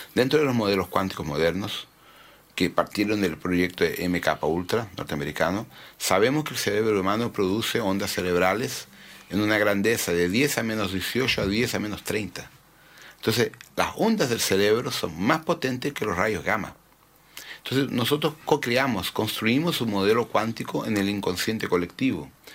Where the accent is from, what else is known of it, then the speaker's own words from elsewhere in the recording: Brazil; also born or lived in Santiago, Chile; yo me crié fuera de los padrones, los rótulos convencionales sociales en Brasil